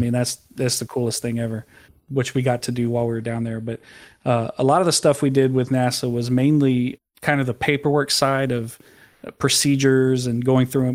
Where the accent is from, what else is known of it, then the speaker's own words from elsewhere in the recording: San Antonio, Texas, United States; I was born in San Antonio, Texas.